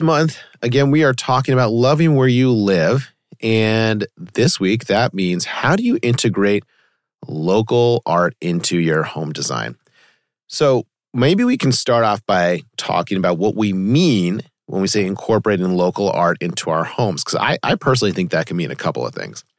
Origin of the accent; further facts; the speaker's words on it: Weston, Massachusetts, United States; I grew up in Weston, me and my siblings would go to Natick a lot because it was close